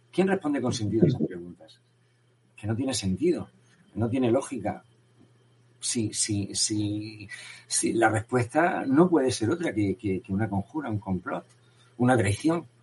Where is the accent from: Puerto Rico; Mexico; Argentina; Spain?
Spain; pero bueno, como español me voy a sentir mejor.